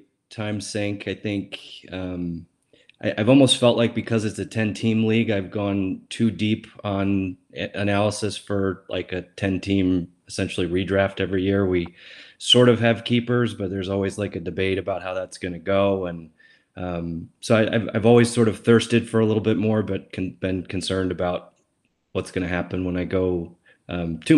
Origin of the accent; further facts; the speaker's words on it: Western New York, United States; moved away as an adult; now in Washington, DC, United States; I'm from Western New York